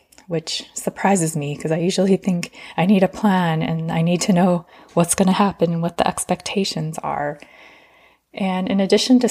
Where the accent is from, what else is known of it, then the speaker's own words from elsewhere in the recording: Arizona, United States; I come from Arizona where it's sunny 300 days of the year